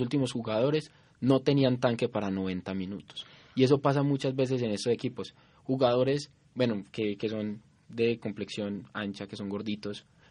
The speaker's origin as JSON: {"language": "Spanish", "country": "Colombia", "said": "nosotros como colombianos"}